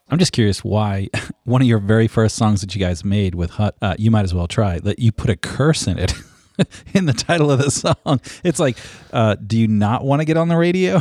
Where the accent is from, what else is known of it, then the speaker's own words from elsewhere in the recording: North Carolina, United States; I'm from North Carolina